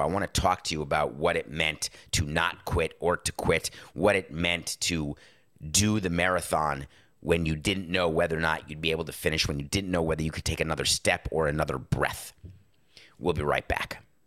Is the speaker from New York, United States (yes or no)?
yes; New York, United States